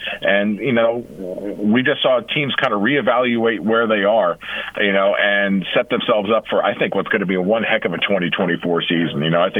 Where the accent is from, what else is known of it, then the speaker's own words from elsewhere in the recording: Delaware, United States; moved away; I grew up in Delaware.